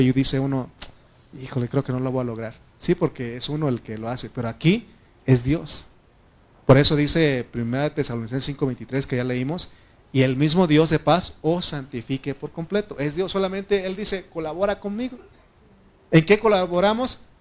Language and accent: Spanish; Mexico; como buen mexicano